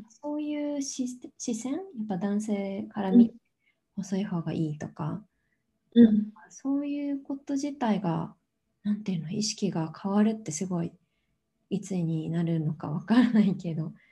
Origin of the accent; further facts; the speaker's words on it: Tokyo, Japan; 私は東京生まれで今も東京に住んでるんですけど